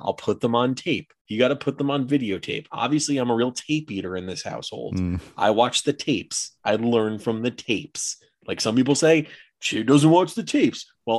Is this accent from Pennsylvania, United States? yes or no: no; Jupiter, Florida, United States; I'm from Jupiter, Florida